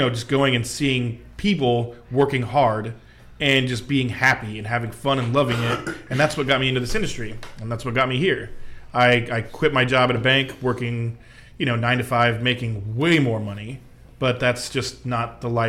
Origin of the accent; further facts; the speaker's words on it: Arizona, United States; now in Indianapolis, United States; Growing up in Arizona as a child and my family living in Illinois